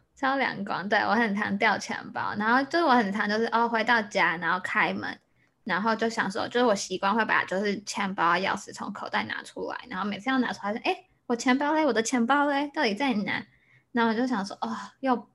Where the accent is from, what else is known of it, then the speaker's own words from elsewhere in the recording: Taiwan; now in Chicago, United States; 我是台湾人，然后我现在在芝加哥念书